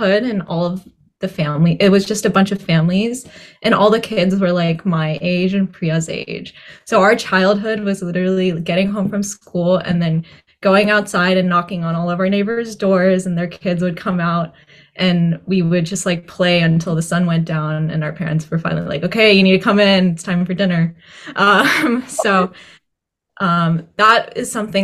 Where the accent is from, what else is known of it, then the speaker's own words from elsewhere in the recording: Coppell, Texas, United States; moved away as an adult; also born or lived in Dallas, Texas; now in Boston, United States; I grew up in Coppell, Texas, and I lived there for 22 years through undergrad